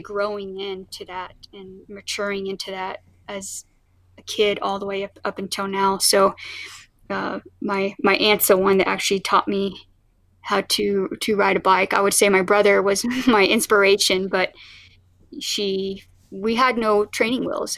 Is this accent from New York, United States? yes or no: no; Oklahoma, United States; now in Colorado, United States; I was actually born in, in Oklahoma